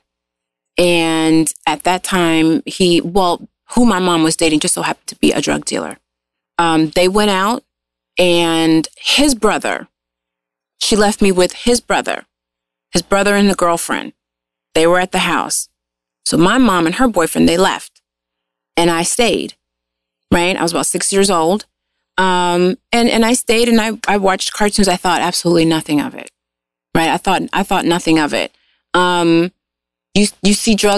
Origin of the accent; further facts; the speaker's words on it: Los Angeles, California, United States; I am a LA native